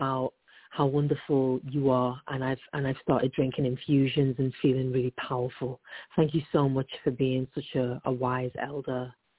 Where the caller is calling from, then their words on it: Oakland, California, United States; I'm calling from Oakland, California.